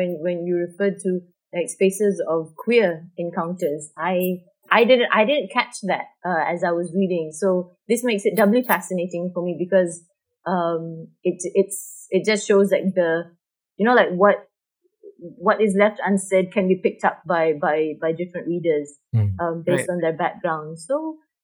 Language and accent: English; Malaysia; as a Malaysian and Southeast Asian